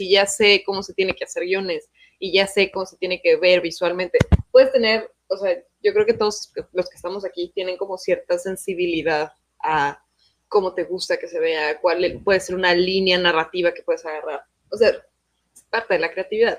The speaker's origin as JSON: {"language": "Spanish", "country": "Mexico", "tie": "born or raised there", "said": "Yo tuve dos maestros en México, porque yo crecí en México"}